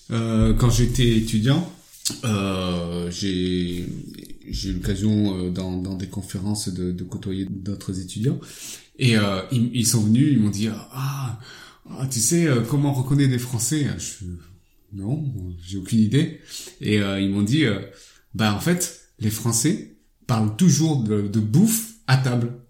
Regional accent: France; Non, non, je suis français d'origine vietnamienne.

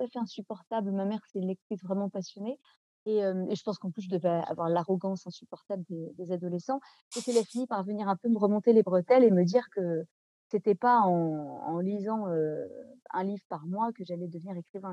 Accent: Nantes, Pays de la Loire, France; first language French; Moi, j'ai grandi à Nantes

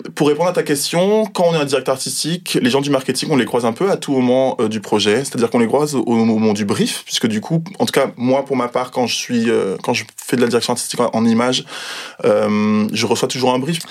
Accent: Guadeloupe; now in Paris, France; j'ai grandi en Guadeloupe et maintenant je travaille à Paris.

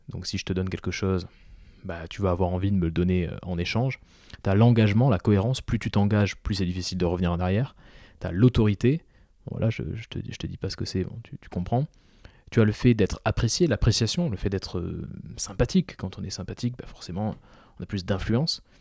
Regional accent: Toulouse, Occitania, France; moi, je suis toulousain à la base. oui, je n'ai pas d'accent, mais je suis toulousain. Euh, j'ai passé 20 ans de ma vie à Toulouse

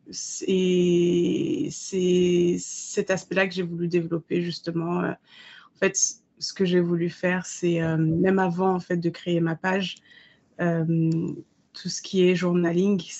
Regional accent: Paris, Île-de-France, France; now in London, United Kingdom; parce que moi j'ai grandi à Paris. Le changement Londres, Paris, Londres n'a pas été difficile, au contraire, j'ai adoré.

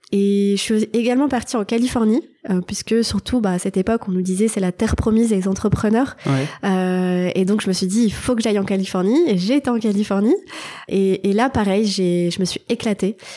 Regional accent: Thionville, Grand Est, France; moved away as an adult; now in Paris, France; je suis née en Lorraine, dans une ville qui s'appelle Thionville. Donc j'ai fait toute mon enfance dans la région.

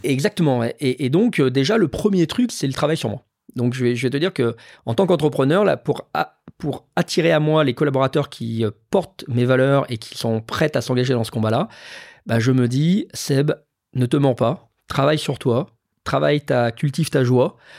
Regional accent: Lyon, Auvergne-Rhône-Alpes, France; moved away; j'ai grandi à Lyon

